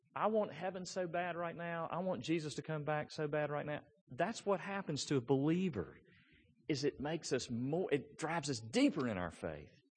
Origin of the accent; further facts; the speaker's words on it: Memphis, Tennessee, United States; I grew up in East Memphis